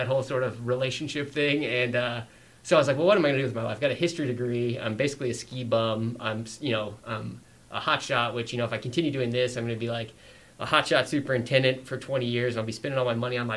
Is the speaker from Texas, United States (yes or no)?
no; Colorado Springs and Denver, United States; also born or lived in Fort Collins, Colorado; I grew up kind of in Colorado Springs in Denver